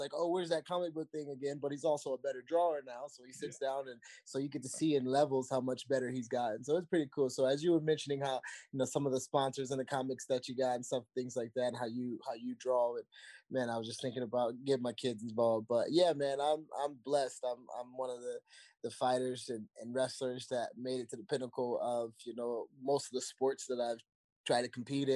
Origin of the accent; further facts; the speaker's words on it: Virginia Beach, Virginia, United States; also born or lived in Indiana; Me and Brian Wells used to run the city of Virginia Beach in middle school together